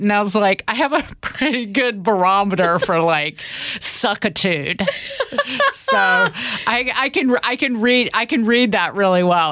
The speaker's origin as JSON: {"language": "English", "region": "the South", "country": "United States", "tie": "born or raised there", "accent": "country", "moved": "as an adult", "lives_now": "New York, United States"}